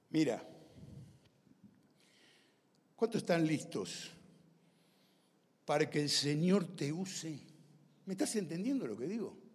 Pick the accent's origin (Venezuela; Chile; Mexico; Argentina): Argentina; Mis padres eran italianos. Yo soy descendiente de italianos. Soy argentino, italiano, americano.